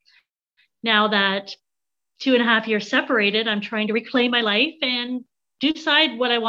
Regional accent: Canada; even though I'm Canadian.

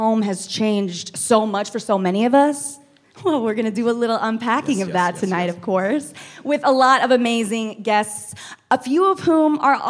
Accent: Waxahachie, Texas, United States; also born or lived in Louisiana; I grew up in Texas. I was born in Louisiana. My dad's family is from Mexico. My mommy's from Ecuador. And somehow my family ended up in Waxahachie, Texas.

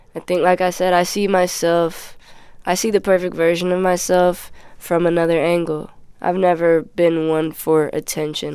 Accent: Los Angeles, California, United States; I'm from Midtown.

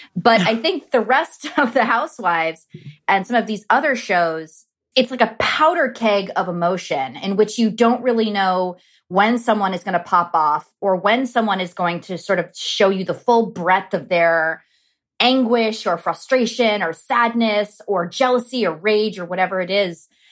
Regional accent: Los Angeles, California, United States; growing up in Los Angeles and Southern California

